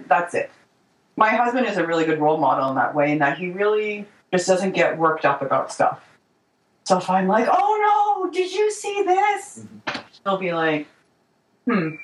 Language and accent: English; Canada; I'm not American. I'm Canadian